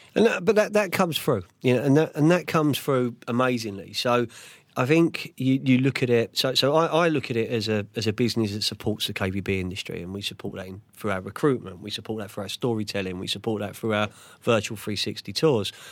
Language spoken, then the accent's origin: English; London, United Kingdom; I'm Central London from Fulham